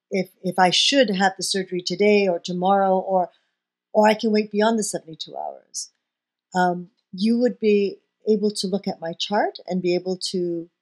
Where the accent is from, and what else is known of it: Hong Kong; born or raised there; moved away